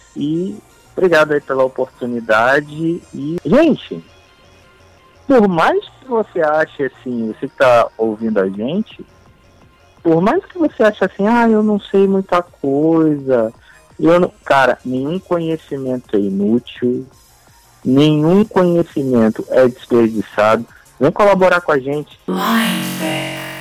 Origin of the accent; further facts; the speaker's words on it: Rio de Janeiro, Brazil; Sou uma pessoa que gosto muito também de praia, como bom carioca